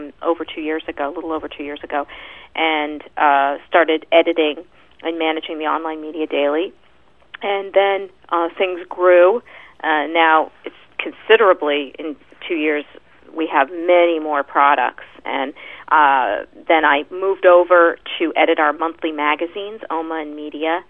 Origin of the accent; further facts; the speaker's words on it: Pennsylvania, United States; now in New York, United States; I grew up in Pennsylvania